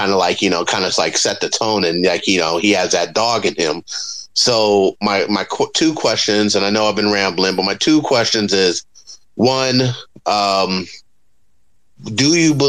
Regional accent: New York, United States; I'm a New Yorker.

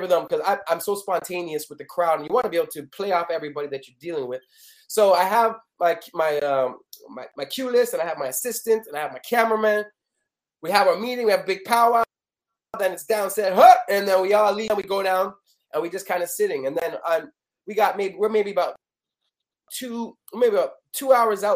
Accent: Canada; I'm from Canada.

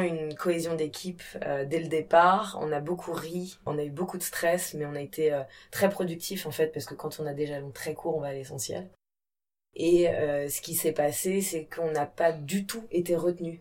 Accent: Brittany, France; also born or lived in India; Moi, je suis bretonne. J'ai des origines siciliennes et kabyles

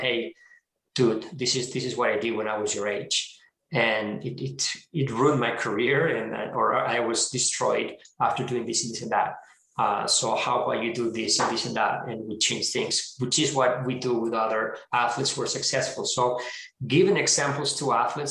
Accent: Spain; moved away; I'm originally from Spain

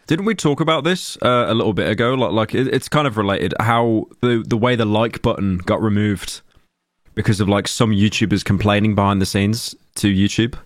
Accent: United Kingdom; I'm British

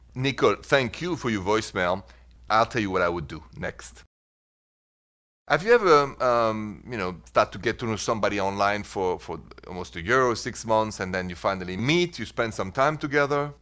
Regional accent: Paris, Île-de-France, France; moved away as an adult; now in United States; I was born and raised in Paris and I've been in this beautiful country of mine, America, for the last twenty-four years

